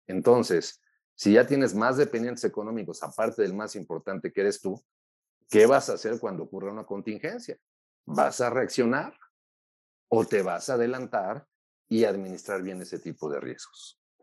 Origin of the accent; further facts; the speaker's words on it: Mexico; como los mexicanos